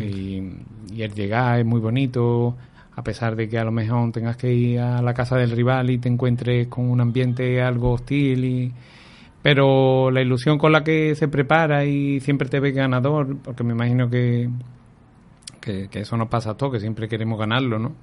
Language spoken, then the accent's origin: Spanish; Aljarafe, Seville, Andalusia, Spain; yo soy de Anarcasa, de, un pueblecito de aquí de la Jarafe de Sevilla